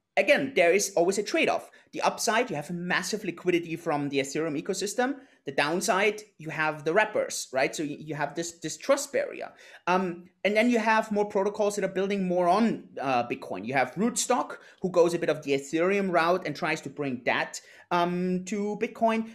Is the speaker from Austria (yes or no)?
yes; Innsbruck, Tyrol, Austria; moved away; also born or lived in Lake Garda, Italy; I'm originally from Austria, uh, from Innsbruck, um, a little town in the mountains